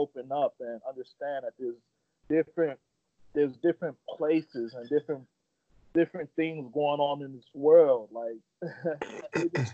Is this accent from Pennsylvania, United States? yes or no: no; Chicago, Illinois, United States; also born or lived in Nigeria; all my growing up in Chicago happened before I went off to high school